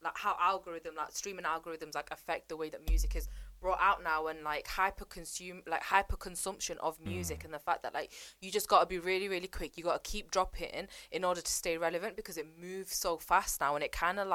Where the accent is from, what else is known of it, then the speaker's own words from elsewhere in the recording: Manchester, North West England, United Kingdom; I do rep Longsight